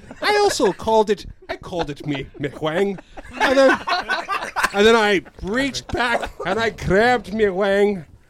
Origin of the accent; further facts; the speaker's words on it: Putnam, Connecticut, United States; I'm from Putnam, Connecticut.